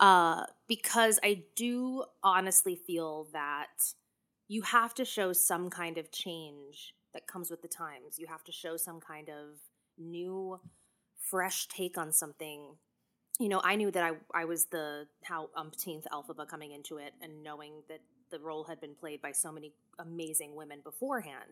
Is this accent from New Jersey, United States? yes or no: yes; Clinton, New Jersey, United States; I'm from Clinton, or as I like to say, Clinton